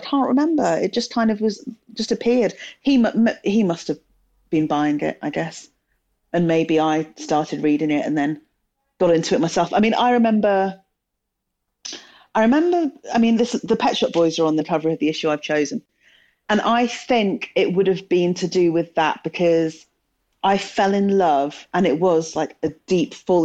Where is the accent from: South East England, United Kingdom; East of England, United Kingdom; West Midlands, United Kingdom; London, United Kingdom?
West Midlands, United Kingdom; Telford; I grew up in Telford in the West Midlands.